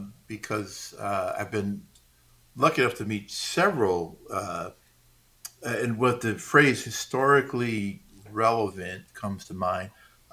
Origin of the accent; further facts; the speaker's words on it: New York, United States; growing up in New York and being a Mets fan